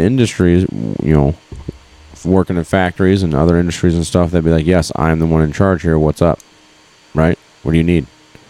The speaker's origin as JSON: {"language": "English", "region": "Texas", "country": "United States", "said": "And I'm a Texan. Nothing like against you Texans."}